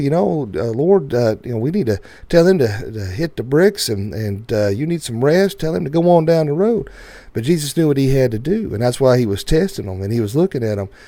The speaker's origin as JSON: {"language": "English", "area": "the Bible Belt", "region": "the South", "country": "United States", "tie": "born or raised there", "said": "where we grew up in the Bible Belt"}